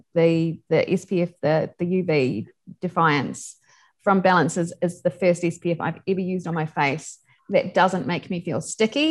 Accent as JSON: {"language": "English", "town": "Invercargill", "region": "Southland", "country": "New Zealand", "tie": "born or raised there", "said": "I grew up in Invercargill, which is pretty cold. That's in the bottom of New Zealand"}